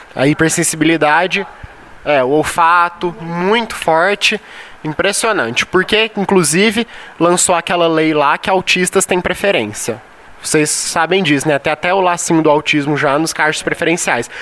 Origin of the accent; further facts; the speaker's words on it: São Paulo, Brazil; now in Goiás, Brazil; Não sou goiano, sou paulista